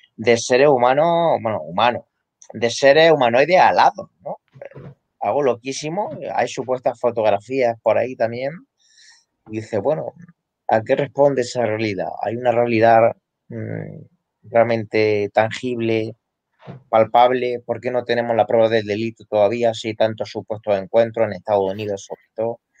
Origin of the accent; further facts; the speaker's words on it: Castilla-La Mancha, Spain; aquí en La Mancha, en mi tierra.